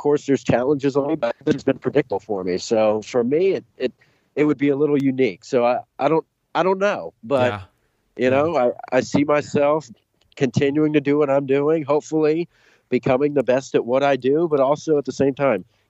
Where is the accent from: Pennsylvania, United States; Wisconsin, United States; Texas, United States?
Texas, United States; Dallas; moved away as an adult; also born or lived in New York; now in Ohio, United States; I grew up in Dallas, Texas